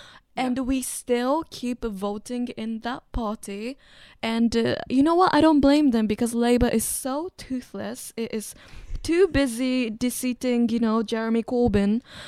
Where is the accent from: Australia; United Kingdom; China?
China; also born or lived in Japan; You know, like, I grew up in China and Japan, and China is, you know, technically still the third world.